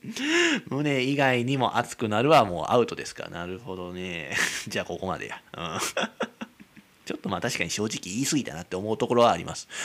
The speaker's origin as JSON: {"language": "Japanese", "town": "Kizugawa", "region": "Kyoto", "country": "Japan", "tie": "born or raised there", "said": "俺の生まれたらね生まれ育った木津川市の木津駅っていうとこ"}